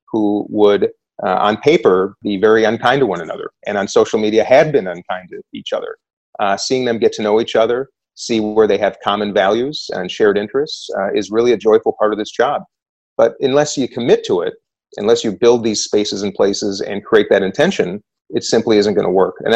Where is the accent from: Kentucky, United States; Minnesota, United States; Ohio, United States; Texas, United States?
Minnesota, United States; I'm a Democrat from Minnesota.